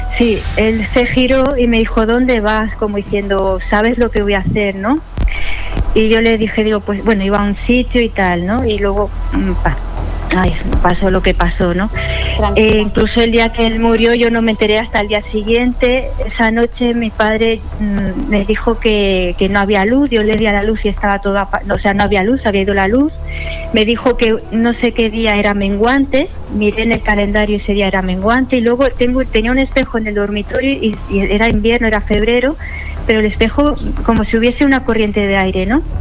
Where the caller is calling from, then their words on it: Sant Joan Despí, Catalonia, Spain; Sí, pues yo llamo de Barcelona, de San Joan de Espí.